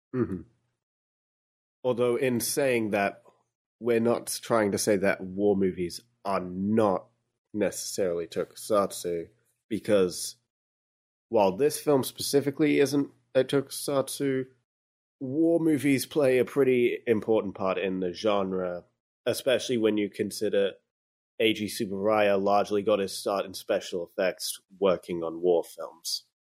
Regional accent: Australia; I'm Australian.

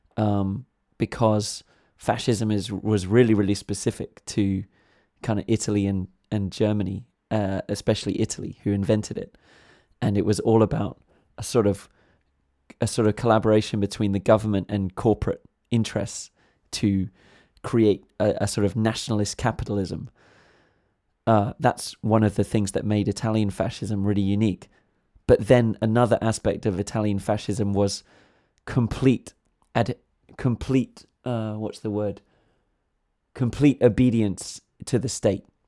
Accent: England, United Kingdom; being an Englishman myself

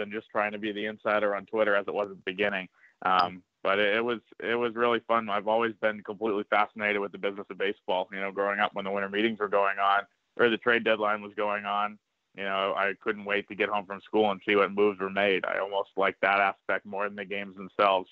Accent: Northborough, Massachusetts, United States; I grew up in Massachusetts

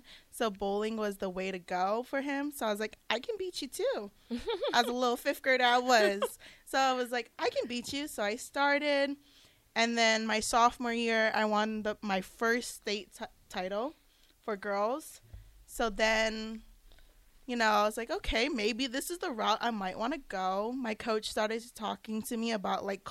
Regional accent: Hawaii, United States; moved away as an adult; now in Lincoln, United States; I'm from Waihoa, Hawaii

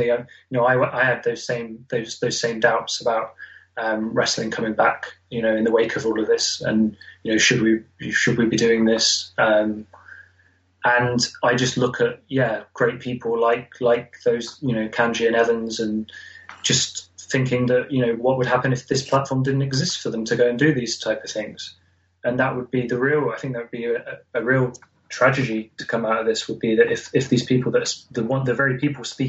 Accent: Nottingham, East Midlands, United Kingdom; I'm from Nottingham. I live in Nottingham

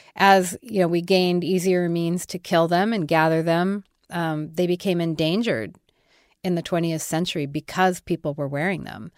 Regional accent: Denver, Colorado, United States; also born or lived in Kansas; I was born in Denver

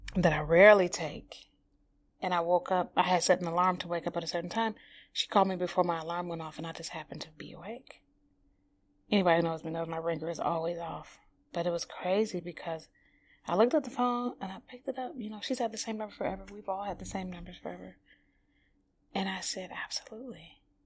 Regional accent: Highland Park, Michigan, United States; now in New York, United States; I'm from Detroit. Um, I'm from a small, you know, city within Detroit called Highland Park

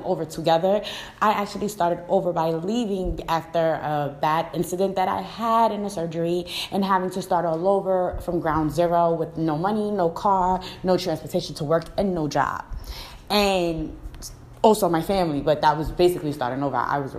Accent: New York City, New York, United States; moved away; I'm from the city, you know, and when I say city, I'm from Brooklyn.

